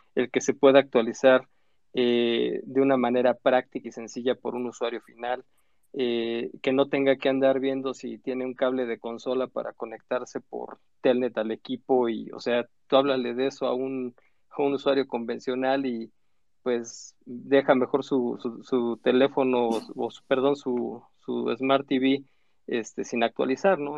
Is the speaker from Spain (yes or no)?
no; Mexico; como buen mexicano